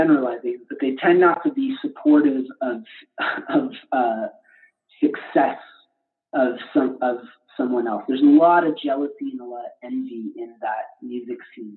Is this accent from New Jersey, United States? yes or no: no; Detroit, Michigan, United States; I grew up in the Detroit area